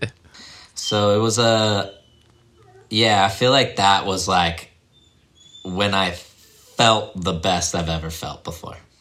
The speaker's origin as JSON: {"language": "English", "town": "Leavenworth", "region": "Kansas", "country": "United States", "tie": "born or raised there", "said": "I grew up in Leavenworth, Kansas. It's about an hour outside of Kansas City. Um, that's like my dad was in the military, so we bounced around a lot when I was younger. But when I was like six or seven. We moved to Kansas, and that's where he retired"}